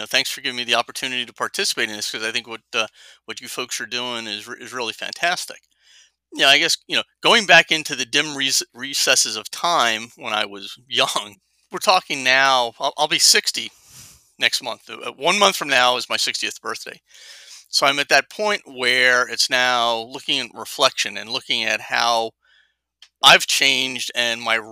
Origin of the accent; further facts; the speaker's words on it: Jersey City, New Jersey, United States; I grew up in Jersey City, New Jersey, blue collar background.